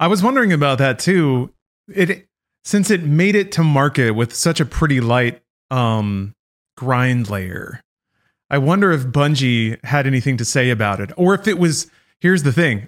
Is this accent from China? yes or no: no; United States; as an American